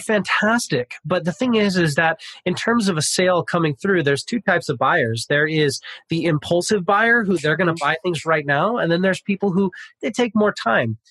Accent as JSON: {"language": "English", "town": "Pasadena", "region": "California", "country": "United States", "tie": "born or raised there", "moved": "as an adult", "lives_now": "Sacramento, United States", "said": "I grew up in Pasadena. I'm from Pasadena ah. originally. I live in Sacramento, California."}